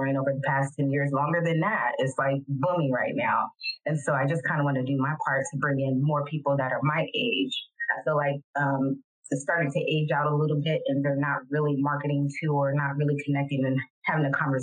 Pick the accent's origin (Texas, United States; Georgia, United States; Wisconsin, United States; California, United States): California, United States; San Francisco; now in Modesto, United States; I'm from San Francisco, but I've lived in Modesto, California for over 20 years